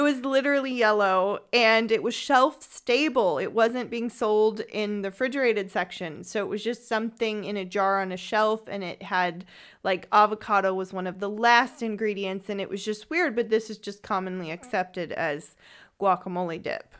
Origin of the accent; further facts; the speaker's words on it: San Francisco, California, United States; moved away as an adult; also born or lived in Freiburg im Breisgau, Germany; now in Freiburg, Germany; I am from San Francisco, California